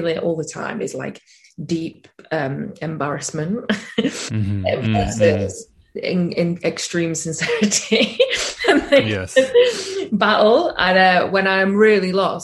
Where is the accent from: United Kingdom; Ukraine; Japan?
United Kingdom; the north of England; being from the north, being in a band with lads